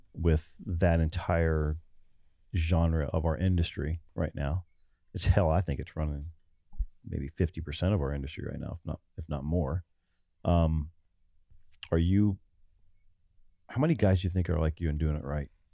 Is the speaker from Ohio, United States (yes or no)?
yes; Ohio, United States; now in Texas, United States; We came out of the Midwest. I'm from Ohio.